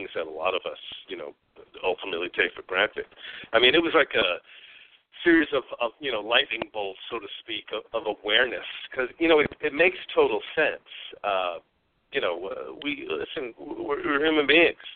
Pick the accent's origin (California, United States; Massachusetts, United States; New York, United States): New York, United States; moved away; also born or lived in Arizona; I'm originally from New York